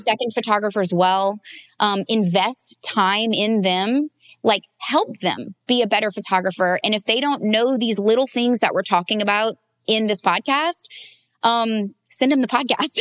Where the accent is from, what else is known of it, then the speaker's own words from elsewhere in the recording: the South, United States; I grew up in the South